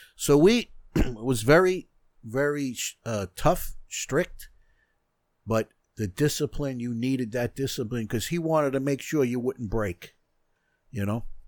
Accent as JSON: {"language": "English", "town": "North Merrick", "region": "New York", "country": "United States", "tie": "born or raised there", "said": "I grew up in North Merrick"}